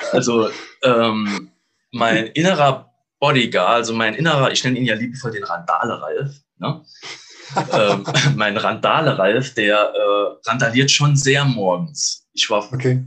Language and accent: German; Saarland, Germany; moved away; Ich komme aus dem schönen Saarland.